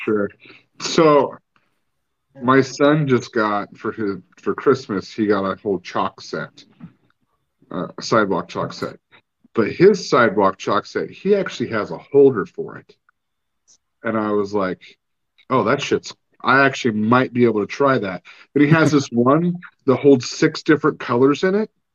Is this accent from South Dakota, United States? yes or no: no; Oregon coast, United States; moved away; growing up on the Oregon coast